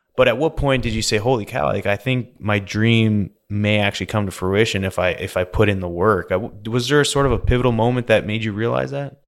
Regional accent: British Columbia, Canada; accent: Canadian; moved away as an adult; also born or lived in Alberta; now in United States; growing up in Canada and B C there

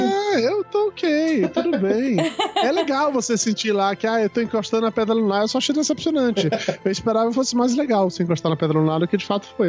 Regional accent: Brazil; eu sou brasileiro

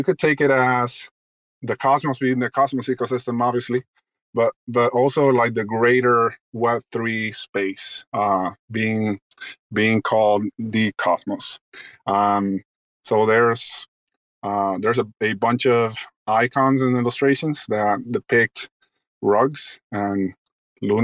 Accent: Dominican Republic; I'm originally from the Dominican Republic

